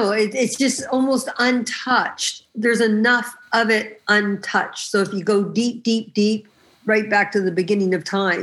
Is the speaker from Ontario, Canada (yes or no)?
yes; Hamilton, Ontario, Canada; moved away; also born or lived in Texas; I was born in Hamilton, Ontario, but pretty much all my relatives, my people are from British Columbia